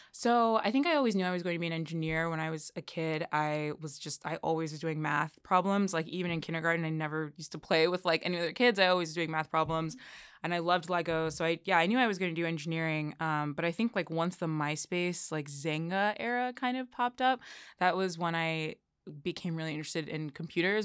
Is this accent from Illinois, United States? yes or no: yes; Chicago, Illinois, United States; moved away as an adult; also born or lived in Elmhurst, Illinois; now in Washington, D.C., United States; I grew up, uh, in Chicago. I was born in Chicago, and, uh, I spent most of my young adult life in Elmhurst, Illinois.